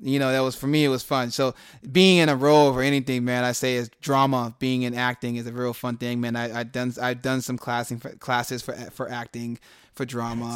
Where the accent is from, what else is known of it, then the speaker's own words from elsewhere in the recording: Phoenix, Arizona, United States; also born or lived in California; I came back to my city